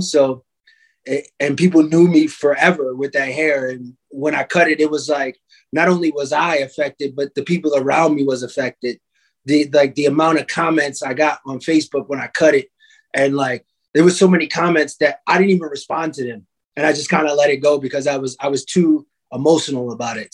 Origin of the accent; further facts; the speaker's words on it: New York, United States; now in Chicago, United States; I was born in New York, in Harlem, matter of fact. And um, every summer they used to have a thing called Harlem Week.